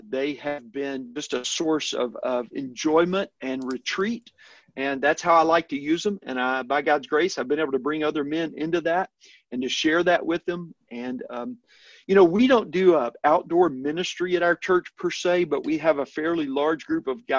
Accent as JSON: {"language": "English", "town": "El Dorado", "region": "Arkansas", "country": "United States", "tie": "born or raised there", "moved": "yes", "said": "I grew up in South Arkansas, a small town, El Dorado, just north of the Louisiana border"}